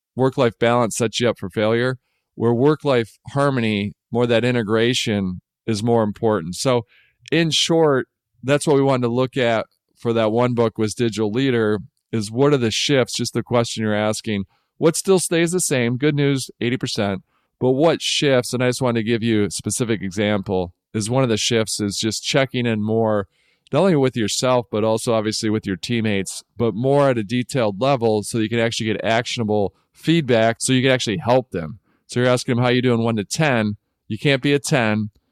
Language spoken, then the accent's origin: English; Detroit, Michigan, United States; I grew up in Detroit